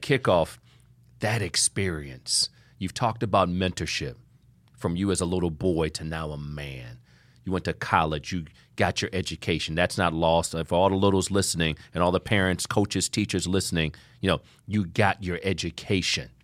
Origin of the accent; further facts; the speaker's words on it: Ohio, United States; I'm from Ohio